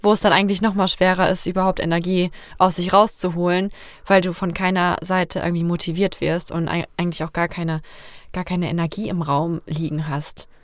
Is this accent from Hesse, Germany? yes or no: yes; Fulda, Hesse, Germany; Fulda ist und bleibt meine Heimat